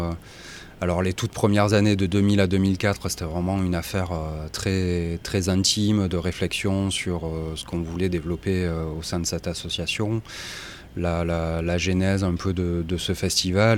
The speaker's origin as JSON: {"language": "French", "town": "Marseille", "region": "Provence-Alpes-Côte d'Azur", "country": "France", "said": "moi je suis marseillais"}